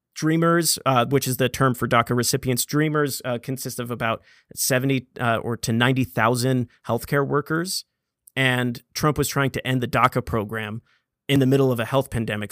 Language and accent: English; United States; born an American citizen